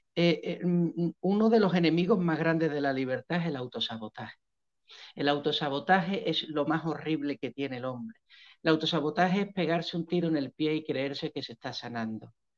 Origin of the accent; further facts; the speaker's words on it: Spain; moved away as an adult; also born or lived in Seville / Cambodia / northern Mexican border; now in Pereira, Colombia; soy el típico español, típico promedio